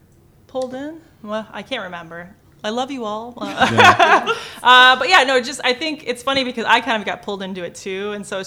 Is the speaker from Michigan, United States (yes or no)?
yes; Dearborn, Michigan, United States; So I grew up in Dearborn and then I went to Allen middle school.